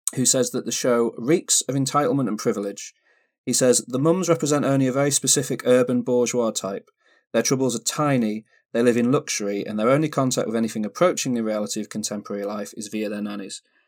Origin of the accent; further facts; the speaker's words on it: United Kingdom; I grew up in Britain